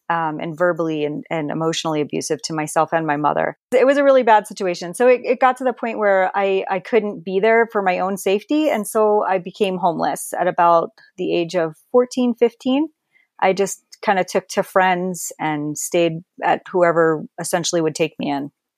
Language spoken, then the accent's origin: English; Perth Amboy, New Jersey, United States; moved away; Perth Amboy, actually. I grew up, uh, basically underneath the Staten Island Bridge